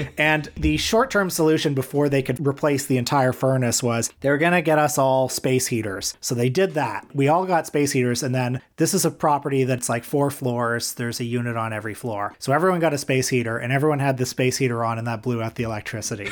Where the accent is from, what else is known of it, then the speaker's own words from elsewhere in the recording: Toronto, Ontario, Canada; I grew up around Kipling and Eglinton and Etobicoke.